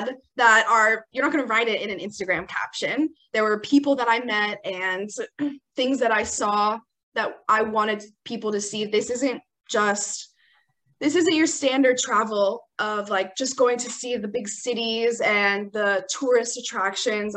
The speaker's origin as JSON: {"language": "English", "town": "Los Angeles", "region": "California", "country": "United States", "said": "I'm from Los Angeles"}